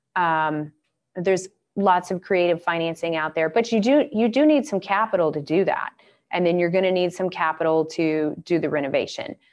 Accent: Atlanta, Georgia, United States; moved away; I grew up in Atlanta

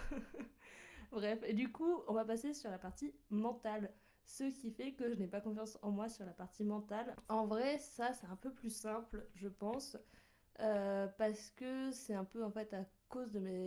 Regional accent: Bordeaux, Nouvelle-Aquitaine, France; moved away as an adult; now in Lyon, France; j'étais la première à quitter la ville natale, à quitter euh, le nid familial et à partir de, de Bordeaux

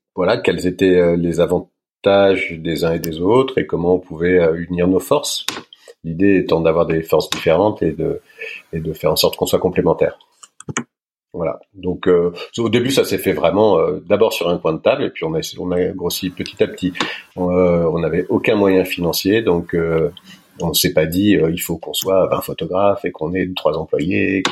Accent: Paris, Île-de-France, France; Je suis né à Paris. Euh, je suis né à Paris. J'ai Je suis parisien

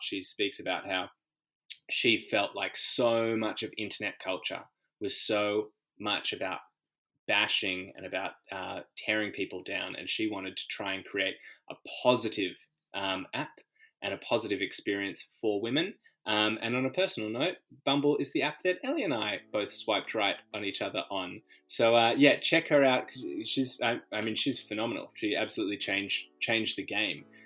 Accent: Australia; which was be born here

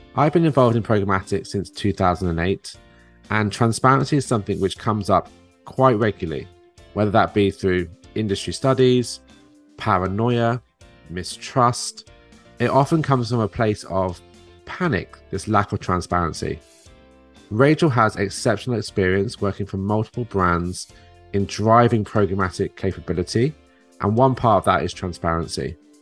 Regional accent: United Kingdom; now in New Jersey, United States; me being a Brit here

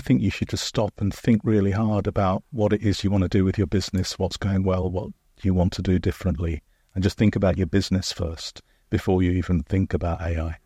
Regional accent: United Kingdom; especially as a Brit

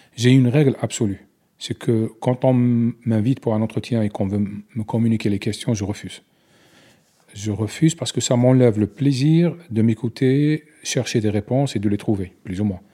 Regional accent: Algeria; French is a second language

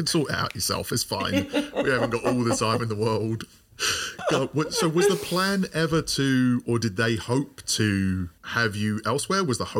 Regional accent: London, United Kingdom; Maybe in Royal Leamington Spa. I was from London.

